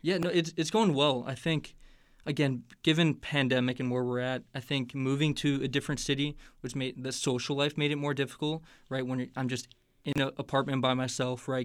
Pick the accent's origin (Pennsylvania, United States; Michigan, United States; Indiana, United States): Indiana, United States; Hammond; moved away as an adult; also born or lived in Chicago, Illinois; now in Indianapolis, United States; I'm from Hammond, Indiana, so that's the Northwest Indiana